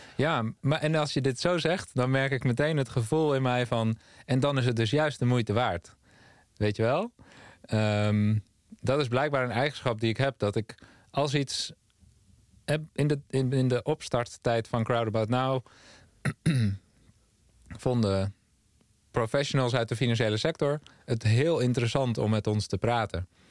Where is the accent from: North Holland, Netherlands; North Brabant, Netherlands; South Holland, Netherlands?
North Holland, Netherlands; Amsterdam; also born or lived in Amersfoort; Ja, ik ben opgegroeid in Amsterdam. Eerst in Zuidoost en daarna in Noord